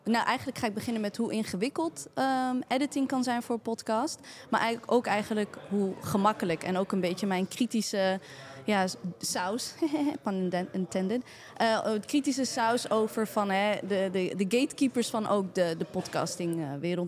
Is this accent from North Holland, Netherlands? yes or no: no; Maarssen, Utrecht, Netherlands; ik ben geboren en getogen in Maarsen.